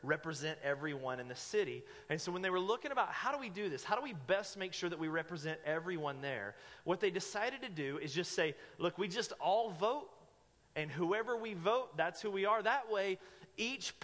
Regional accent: Asheville, North Carolina, United States; moved away as an adult; now in Medford, United States; in the city I grew up in Asheville, North Carolina

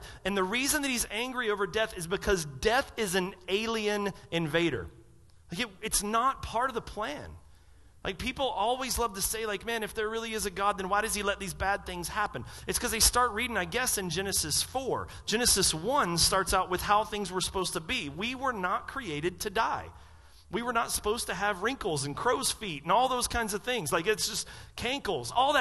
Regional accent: the South, United States; I'm from the South

